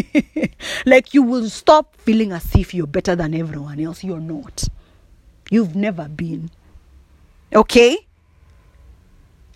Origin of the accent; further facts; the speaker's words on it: Kikuyu, Central Kenya, Kenya; accent: Kikuyu; first language Kikuyu; English is a second language; my mother tongue, Kikuyu